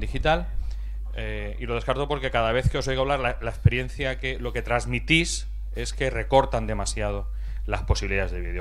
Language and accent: Spanish; Novelda, Valencian Community, Spain; Soy de Novelda